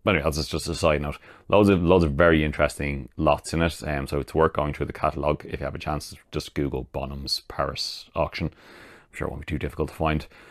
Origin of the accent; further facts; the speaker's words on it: Ireland; I'm Irish